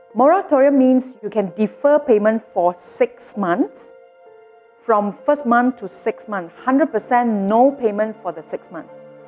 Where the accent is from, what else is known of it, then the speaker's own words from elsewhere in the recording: Malaysia; all of us as Malaysian